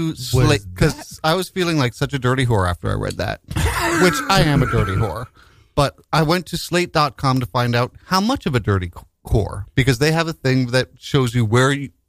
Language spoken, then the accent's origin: English; New York, United States; I was born in 1965 in Greenwich Village, and I'm bisexual.